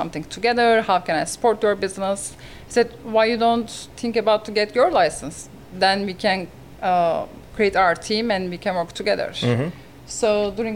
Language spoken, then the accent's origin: English; Istanbul, Turkey; English is a second language; moved away as an adult; now in Sarasota, United States; I'm originally from Turkey, Istanbul, and 2009 I decided to come to United States